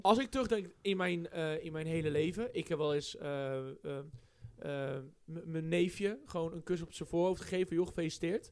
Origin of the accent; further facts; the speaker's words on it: Netherlands; als Nederlands